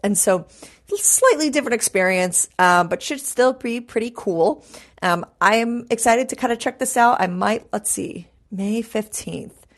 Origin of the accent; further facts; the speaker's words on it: New York City, New York, United States; growing up in New York City